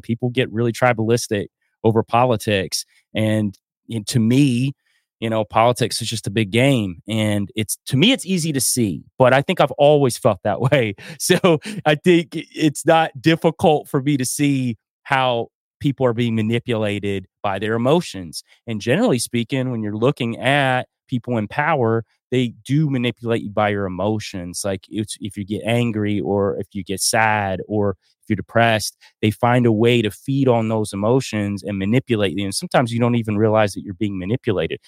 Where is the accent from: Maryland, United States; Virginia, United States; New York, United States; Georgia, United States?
Georgia, United States; North Georgia mountains, United States; I grew up in the North Georgia mountains, like, as a kid